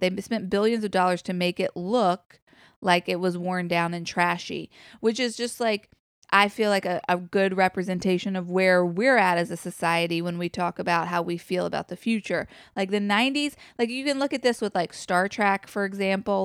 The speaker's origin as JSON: {"language": "English", "country": "United States", "said": "we as an American culture have evolved"}